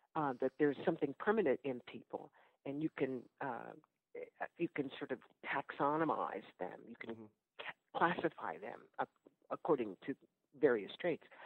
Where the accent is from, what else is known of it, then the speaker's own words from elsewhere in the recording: Oakland, California, United States; moved away as an adult; also born or lived in Ghana; now in Newark, United States; I am from Oakland, California